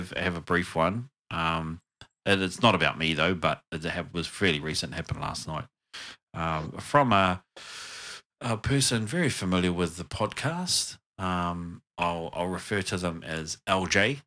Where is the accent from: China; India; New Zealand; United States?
New Zealand